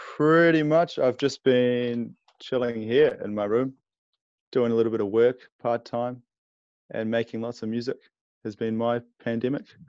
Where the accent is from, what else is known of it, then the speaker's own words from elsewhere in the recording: Wellington, New Zealand; now in Napier, New Zealand; It's like four hours from Wellington, which is my hometown.